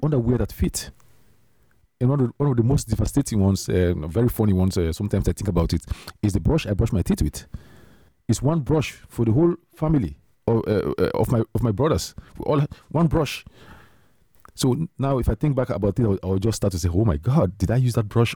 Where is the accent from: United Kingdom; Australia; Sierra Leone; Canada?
Sierra Leone; moved away as an adult; now in Netherlands; I came from Sierra Leone